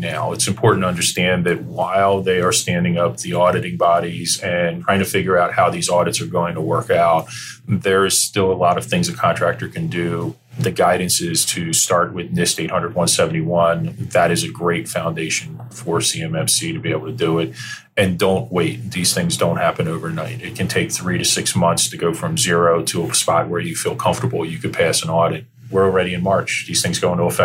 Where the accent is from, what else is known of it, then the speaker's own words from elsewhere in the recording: New Jersey, United States; now in Northern Virginia, United States; I grew up in South Jersey at the shore